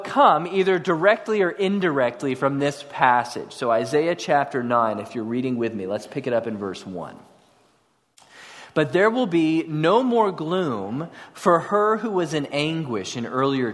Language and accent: English; Houston, Texas, United States; also born or lived in College Station, Texas; I came from North Houston